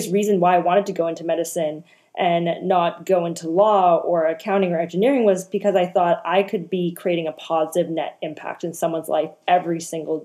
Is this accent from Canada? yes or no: yes; Canada; also born or lived in Hong Kong; I am Canadian. I come from a first-generation immigrant family from Hong Kong. So classic Canadian story, you know, we immigrated here